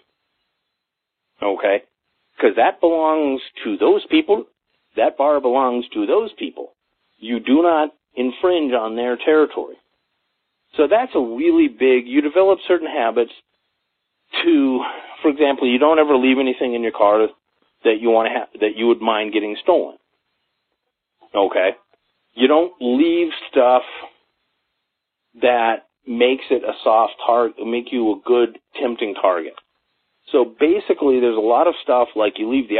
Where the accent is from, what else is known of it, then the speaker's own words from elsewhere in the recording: Los Angeles, California, United States; now in Colorado, United States; I grew up in Los Angeles